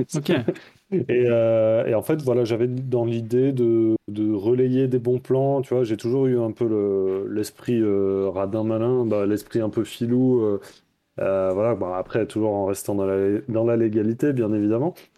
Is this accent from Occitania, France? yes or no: yes; Toulouse, Occitania, France; moved away as an adult; also born or lived in Bordeaux / Paris; Je viens de Toulouse à la base, j'ai fait mes études à Bordeaux aussi